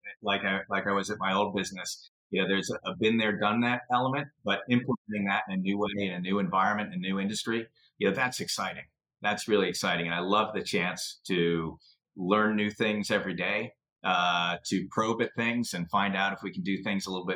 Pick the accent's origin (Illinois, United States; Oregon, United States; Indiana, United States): Illinois, United States; Chicago; also born or lived in suburban Philadelphia; now in Philadelphia, United States; I grew up in Chicago